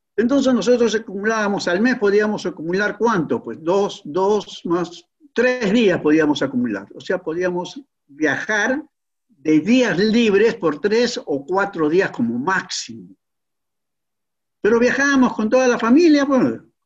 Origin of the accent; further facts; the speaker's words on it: Peru; nuestro querido Perú